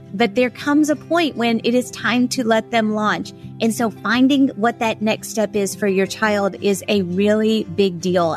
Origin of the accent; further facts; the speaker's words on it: Kentucky, United States; I'm from Kentucky